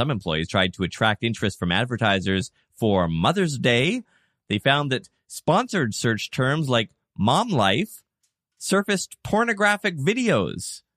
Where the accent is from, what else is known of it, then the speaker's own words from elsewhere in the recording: Canada; as a Canadian